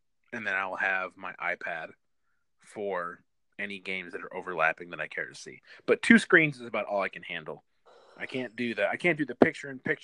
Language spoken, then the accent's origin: English; Michigan, United States; growing up in Michigan